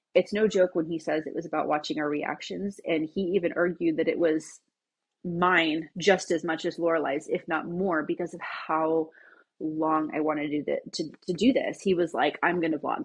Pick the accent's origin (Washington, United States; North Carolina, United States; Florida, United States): Washington, United States; Bremerton; I was born in Bremerton, Washington